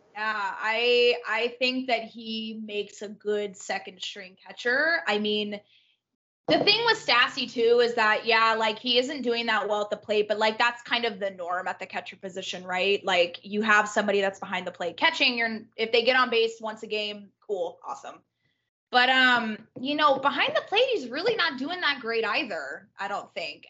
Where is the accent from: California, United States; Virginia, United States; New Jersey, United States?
California, United States; Orange County; born and raised in Orange County, California